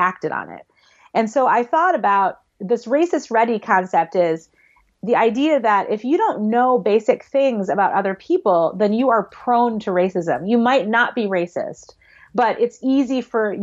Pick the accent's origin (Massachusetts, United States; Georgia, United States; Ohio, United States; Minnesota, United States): Minnesota, United States; Minneapolis; I grew up in the Twin Cities, Minneapolis, St. Paul, in Minnesota